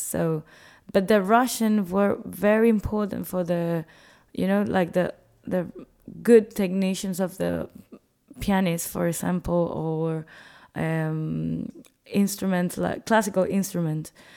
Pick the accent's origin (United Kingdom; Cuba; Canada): Cuba